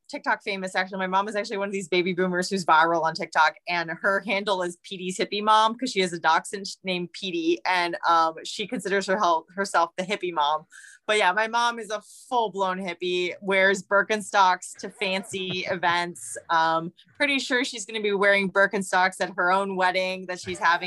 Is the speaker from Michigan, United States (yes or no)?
no; New York, United States; I'm a New Yorker. I live in New York.